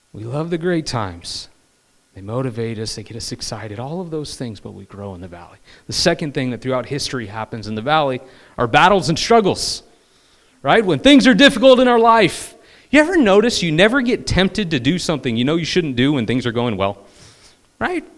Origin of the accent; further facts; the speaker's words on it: California, United States; I'm from California